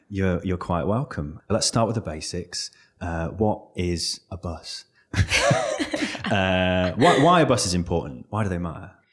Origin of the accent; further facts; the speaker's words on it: North Wales, United Kingdom; moved away; I, I'm from North Wales